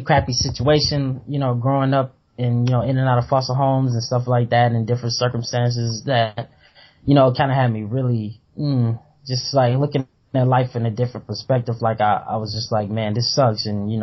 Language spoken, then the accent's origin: English; the South, United States; I was growing up in the South